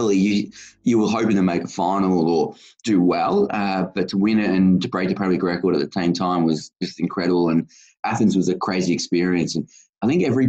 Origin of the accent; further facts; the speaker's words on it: Geelong, Victoria, Australia; I live in Geelong, the greatest city of all. We are very inclusive of disability, and nothing is ever too hard. So I was pretty lucky to grow up in this city